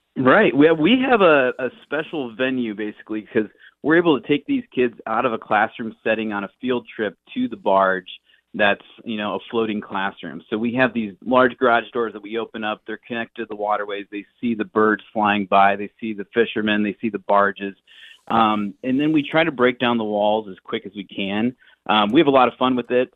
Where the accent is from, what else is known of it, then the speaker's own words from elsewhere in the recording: United States; I grew up in the Quad Cities